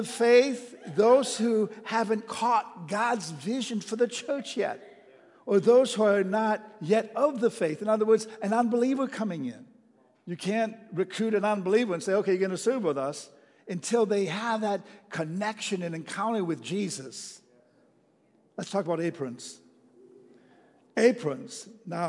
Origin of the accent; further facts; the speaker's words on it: Texas, United States; You know, I'm from Texas, and they have the best chili in the whole wide world, you know.